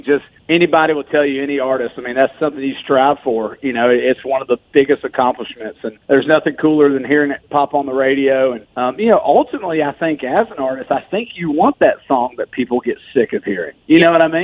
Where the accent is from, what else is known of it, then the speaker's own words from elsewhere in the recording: Georgia, United States; now in Nashville, United States; I grew up in Georgia, but I will tell you that I've lived in Nashville now for 8-plus years.